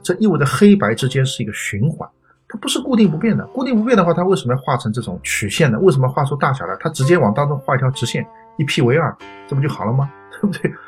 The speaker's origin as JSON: {"language": "Chinese", "country": "China", "said": "我们中国人"}